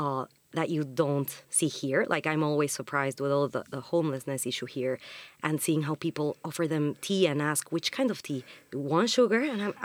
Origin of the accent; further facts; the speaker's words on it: Mexico; moved away as an adult; now in London, United Kingdom; So, yeah, my background is I am from Mexico. I was born there, grew up there, went to uni there.